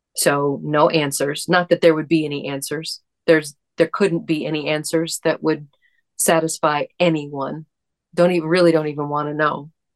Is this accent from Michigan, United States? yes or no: yes; East Lansing, Michigan, United States; there was a situation in my hometown